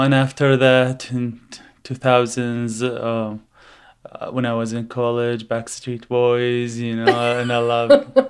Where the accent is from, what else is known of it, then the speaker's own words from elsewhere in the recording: Iraq; English is a second language; moved away as an adult; now in Seattle, United States; I'm from Iraq. I was born in 1978, and I come to the United States in 2009.